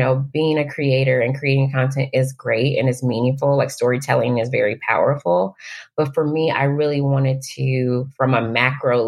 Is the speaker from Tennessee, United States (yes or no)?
yes; Nashville, Tennessee, United States; now in Los Angeles, United States; my hometown of Nashville